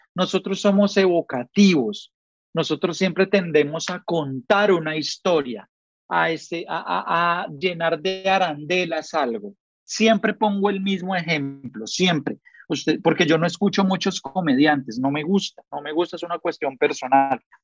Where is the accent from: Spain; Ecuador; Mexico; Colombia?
Colombia; así somos los colombianos